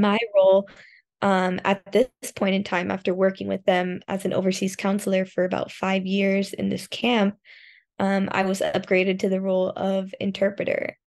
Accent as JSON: {"language": "English", "town": "Miami", "region": "Florida", "country": "United States", "tie": "born or raised there", "moved": "as an adult", "lives_now": "Osaka, Japan", "said": "I'm from Miami"}